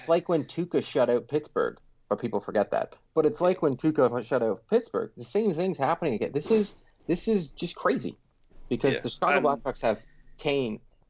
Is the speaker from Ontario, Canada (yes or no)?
yes; Pickering, Ontario, Canada; Yeah, I grew up in Pickering.